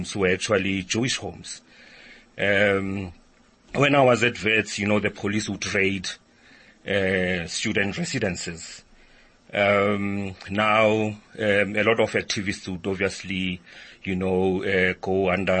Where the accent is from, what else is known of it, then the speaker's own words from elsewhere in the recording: Soweto, Gauteng, South Africa; I was born and raised in Soweto